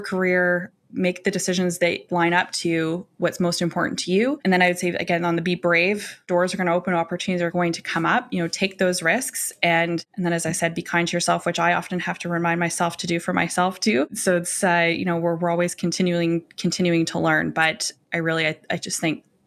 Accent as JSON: {"language": "English", "region": "Alberta", "country": "Canada", "also_born_or_lived": "Calgary", "moved": "yes", "lives_now": "Toronto, Canada", "said": "I live in Toronto, but I'm from Alberta."}